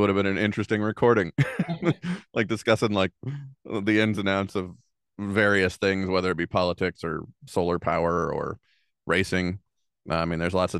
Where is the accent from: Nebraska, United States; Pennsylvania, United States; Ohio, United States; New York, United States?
Ohio, United States; Dayton; now in Indiana, United States; I'm originally from Dayton, Ohio